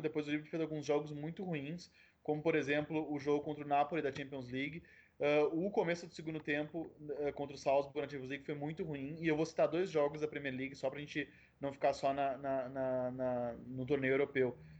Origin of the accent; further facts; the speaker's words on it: Porto Alegre, Rio Grande do Sul, Brazil; eu sou de Porto Alegre, eu vim numa terra que valoriza muito o clássico